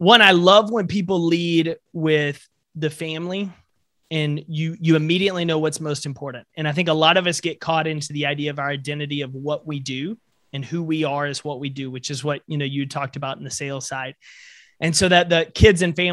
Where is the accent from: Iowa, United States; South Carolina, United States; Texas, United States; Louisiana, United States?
Texas, United States; East; me growing up in East Texas